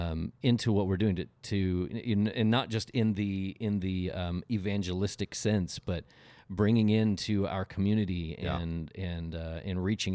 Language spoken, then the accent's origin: English; Oklahoma, United States; Yeah, growing up in Oklahoma, I remember there was one that was really bad, and we were snowed in for like 3 days